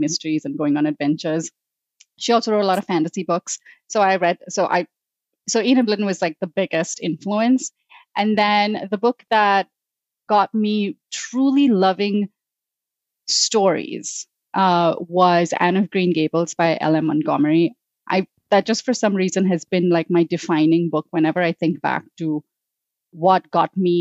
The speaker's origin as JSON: {"language": "English", "town": "Mumbai", "region": "Maharashtra", "country": "India", "tie": "born or raised there", "said": "I grew up in Mumbai, India"}